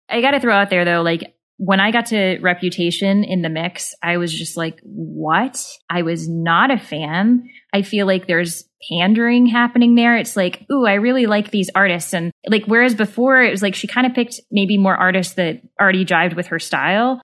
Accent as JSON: {"language": "English", "region": "Southern Missouri", "country": "United States", "tie": "born or raised there", "said": "I grew up in Southern Missouri."}